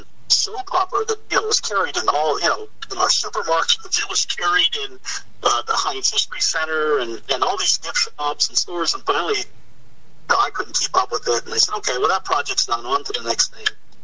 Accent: Pittsburgh, Pennsylvania, United States; I am born and raised in Pittsburgh. Son of a steelworker. You can't get much more Pittsburgh.

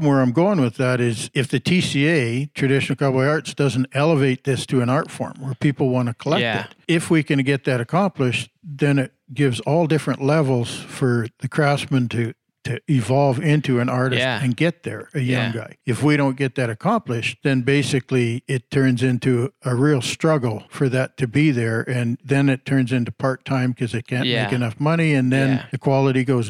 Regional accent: Saskatchewan, Canada; as a little kid growing up in Saskatchewan

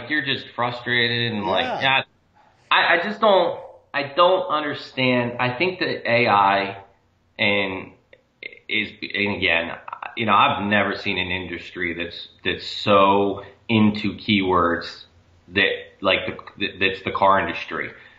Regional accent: Maine, United States; I'm just saying the technology, I grew up in Maine.

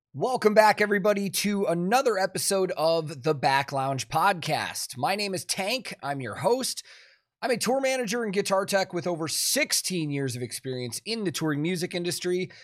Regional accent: Chicago, Illinois, United States; I grew up in Chicago

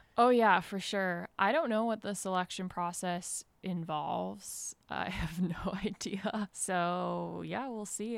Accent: Vermont, United States; born or raised there; moved away as an adult; now in Mill Valley, United States

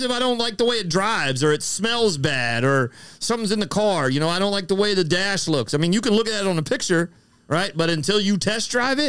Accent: Florida, United States; I'm from Florida.

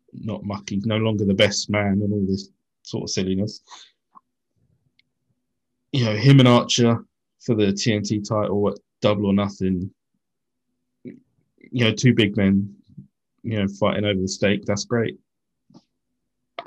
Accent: United Kingdom; being British guys

